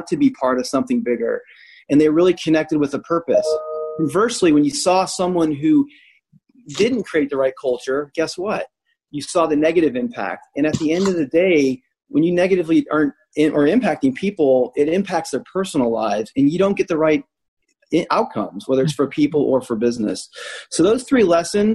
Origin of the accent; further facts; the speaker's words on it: United States; moved away; also born or lived in Indianapolis, Indiana; I grew up 45 minutes outside of Chicago